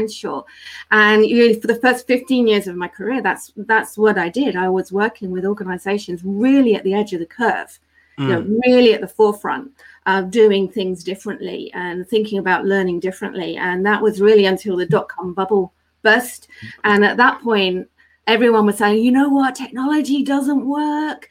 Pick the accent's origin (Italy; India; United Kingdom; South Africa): United Kingdom; now in London, United Kingdom; we're British